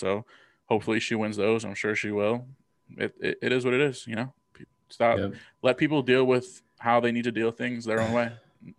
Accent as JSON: {"language": "English", "country": "United States", "said": "we're American"}